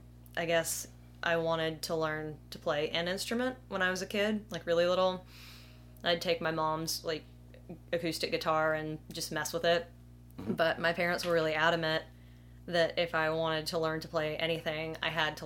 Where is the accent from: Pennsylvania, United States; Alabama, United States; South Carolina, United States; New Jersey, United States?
Alabama, United States; Opelika; Opelika, Alabama.